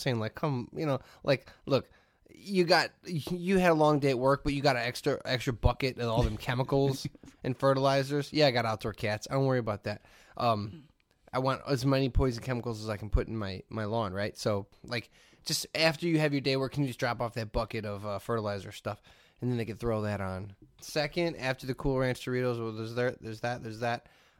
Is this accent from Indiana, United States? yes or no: yes; Hammond, Indiana, United States; You know what's crazy is being a kid from the region. I grew up in Hammond.